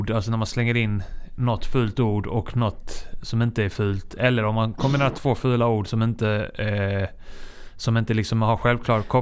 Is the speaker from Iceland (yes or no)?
yes; Iceland; now in Sweden; jag är från Island